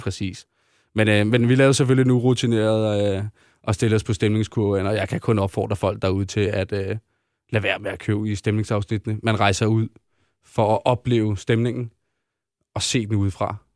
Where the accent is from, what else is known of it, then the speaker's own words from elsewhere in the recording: Denmark; vi er danskere